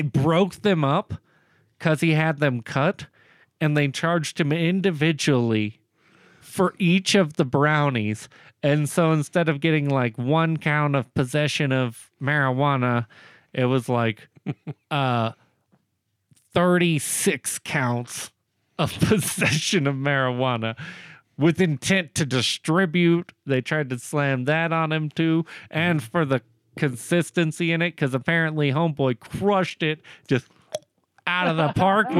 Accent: Woodson, Texas, United States; moved away; Woodson, Texas. My hometown originally.

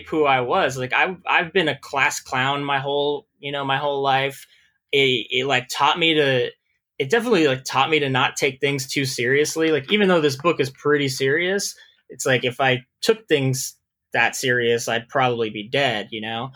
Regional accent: Texas, United States; moved away as an adult; also born or lived in San Diego, California; now in New York, United States; we got transferred to Texas, and I grew up in Texas

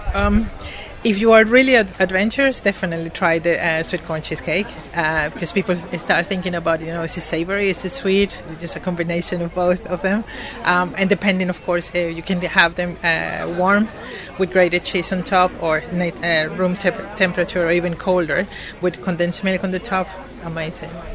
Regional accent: Venezuela; moved away as an adult; now in United Kingdom; I'm originally from Venezuela. Um, I came to the UK uh, for two years, supposedly, and I have been 17 here.

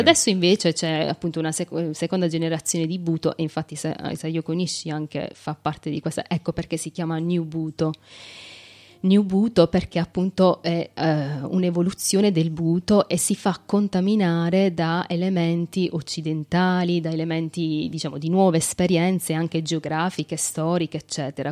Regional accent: Ruvo di Puglia, Apulia, Italy; Ruvo, che è appunto il mio paese, nel, nella mia città

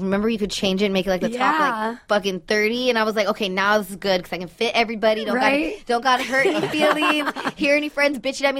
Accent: West Coast, United States; I'm from the West Coast.

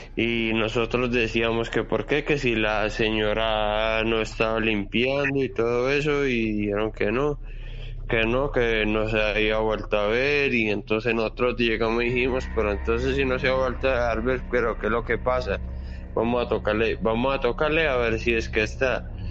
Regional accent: Colombia; now in Santiago, Chile; yo soy de Colombia, pero que resido aquí en Chile, en Santiago de Chile

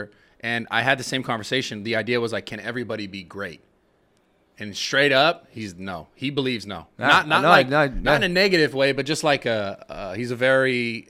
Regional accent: San Francisco, California, United States; San Francisco. That's the first time I ever took mushrooms at Golden, really? At Golden Gate Park, actually.

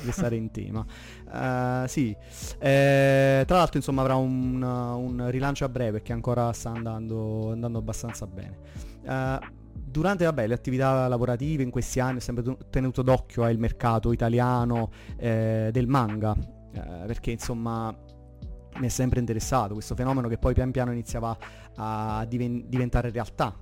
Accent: province of Salerno, Campania, Italy; vengo dalla provincia di Salerno

